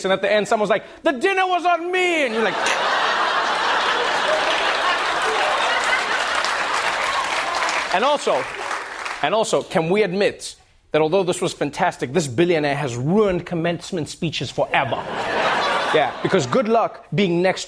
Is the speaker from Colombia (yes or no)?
no; South Africa; moved away; my home country, South Africa